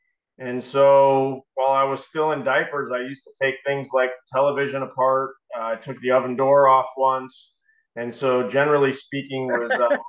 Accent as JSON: {"language": "English", "town": "Colorado Springs", "region": "Colorado", "country": "United States", "tie": "born or raised there", "also_born_or_lived": "Indiana", "moved": "as an adult", "lives_now": "Indianapolis, United States", "said": "Was born and raised in Colorado Springs."}